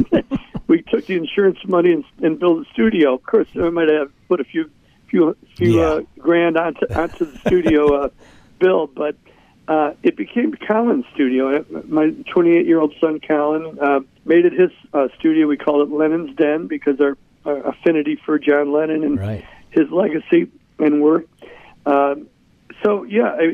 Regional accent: Chicago, Illinois, United States; my hometown of Chicago.

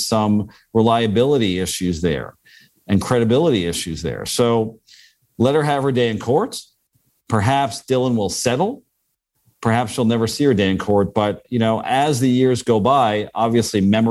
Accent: Canada; as a Canadian

